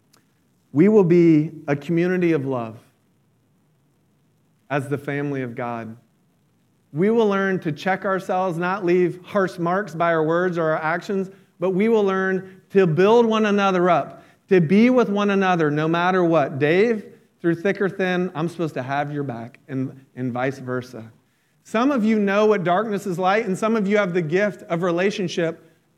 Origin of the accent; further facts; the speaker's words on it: about an hour south of Orlando, near Disney World, Florida, United States; I grew up near Disney World. I wasn't in Orlando. I was about an hour south